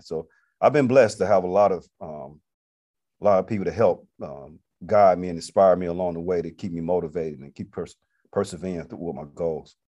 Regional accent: Atlanta, Georgia, United States; moved away as an adult; also born or lived in Montgomery, Alabama; Originally, I'm from Atlanta, Georgia. Came to Montgomery in ninety-six to attend Alabama State University

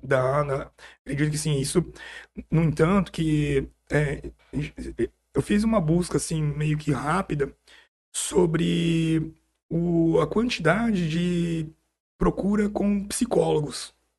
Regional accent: São Paulo, Brazil; moved away as an adult; now in São José do Rio Preto, Brazil; Eu sou nascido em São Paulo, fiz tudo em São Paulo

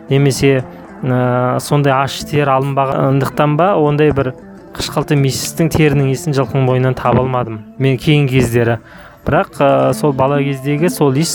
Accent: Kazakhstan; біз қазақ баласымыз

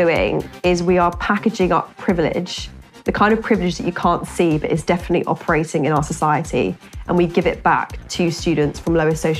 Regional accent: Essex, East of England, United Kingdom; accent: Essexy; People would make comments about my accent. They would say, you sound really Essexy, you sound really chavvy.

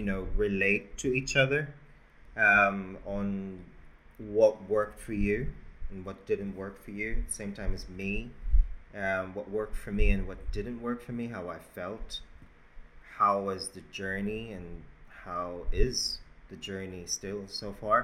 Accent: Philippines; now in Australia; I was born in the Philippines

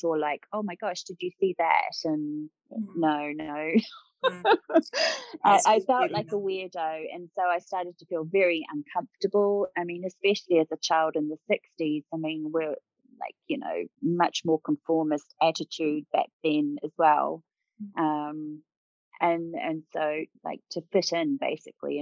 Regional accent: New Zealand; I grew up in New Zealand

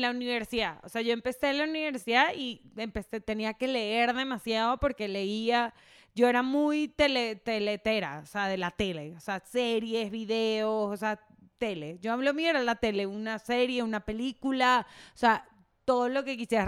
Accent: Venezuela; moved away; soy venezolana

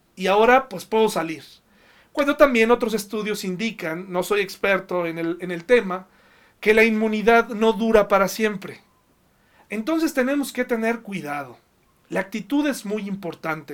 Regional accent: Mexico; nosotros como mexicanos

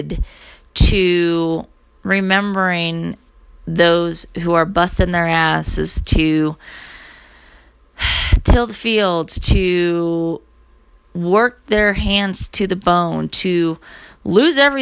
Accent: United States; I'm American

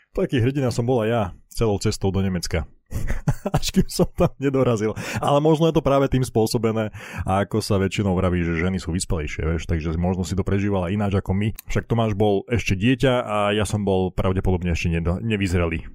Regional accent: Košice, Košice Region, Slovakia; moved away as an adult; now in Bratislava, Slovakia; my pôvodne nie sme z Bratislavy, ale z Košic

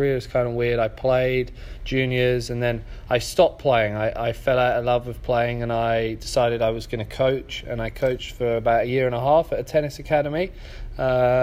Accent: England, United Kingdom; also born or lived in San Diego, United States; now in Toledo, United States; I'm from England.

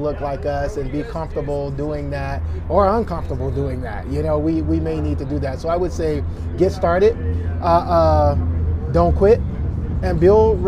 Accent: Tuscaloosa, Alabama, United States; I'm from Tuscaloosa, Alabama

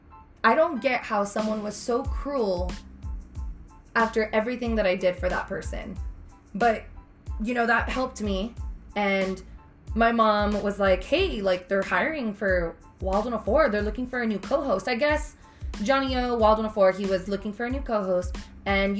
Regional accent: Mission, Texas, United States; I'm from Mission, Sherryland

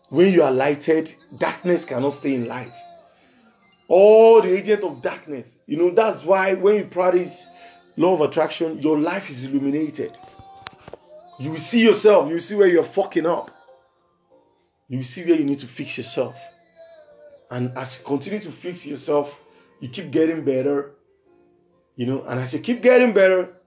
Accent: Nigeria; from Nigeria, and it's still Jesus for the street.

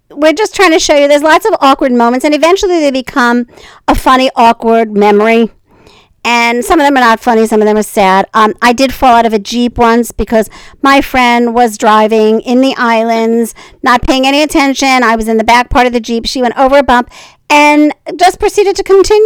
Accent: New York, United States; I was from New York

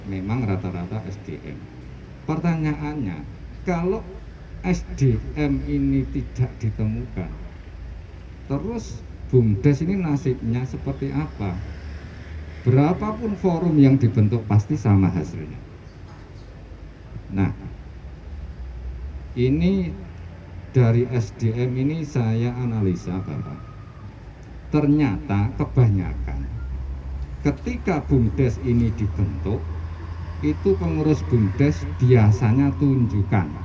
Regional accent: Madiun, East Java, Indonesia; Saya dari Kabupaten Madiun.

